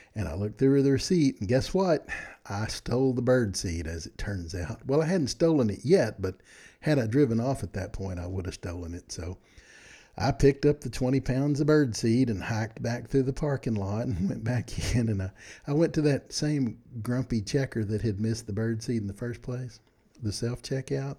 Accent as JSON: {"language": "English", "region": "Texas", "country": "United States", "said": "I'm from Texas"}